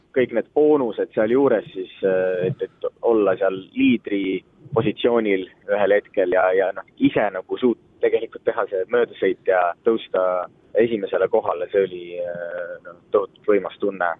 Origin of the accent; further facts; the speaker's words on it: Estonia; ma tõesti olen esimene eestlane